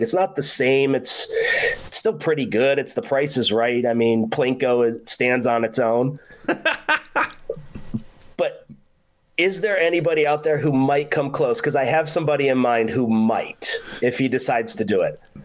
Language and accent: English; Rochester, New York, United States; moved away; I was born and raised in Rochester, New York, and I am proud of where I came from